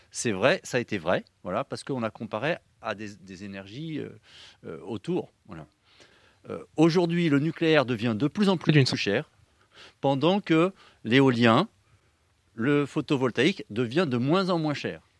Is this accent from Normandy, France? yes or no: no; Brittany, France; Je suis breton